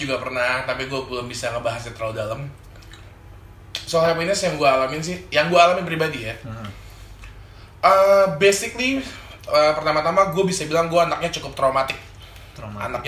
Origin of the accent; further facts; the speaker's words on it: Cikarang, West Java, Indonesia; also born or lived in Balikpapan; gue lahir di Balikpapan, tapi gue tumbuh besar di Bekasi, Cikarang, di lingkungan pabrik